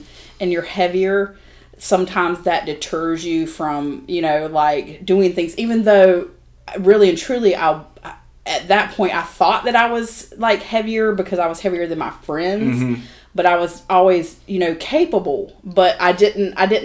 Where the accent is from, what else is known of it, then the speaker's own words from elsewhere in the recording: Wilmington, North Carolina, United States; I grew up here in Wilmington